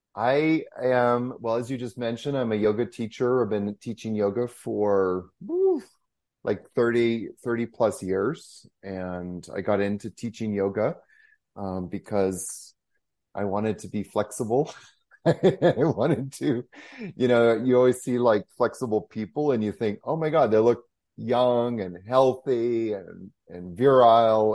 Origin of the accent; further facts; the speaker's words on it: Canada; being a Canadian